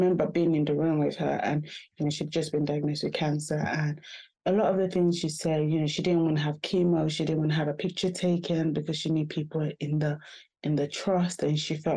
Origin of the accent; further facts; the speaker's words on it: Nigeria; now in United Kingdom; being originally Nigerian myself